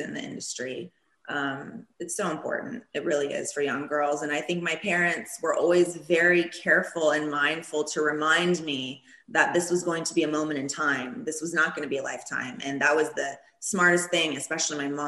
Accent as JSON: {"language": "English", "region": "Florida", "country": "United States", "tie": "born or raised there", "first_language": "Turkish", "second_language": "English", "moved": "yes", "lives_now": "Los Angeles, United States", "said": "in Florida, everybody was speaking Spanish growing up"}